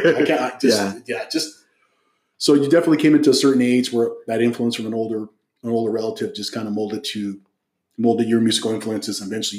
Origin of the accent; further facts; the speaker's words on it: Hacienda Heights, California, United States; I grew up in San Gabriel Valley. Uh-huh. In Hacienda Heights, La Puente area.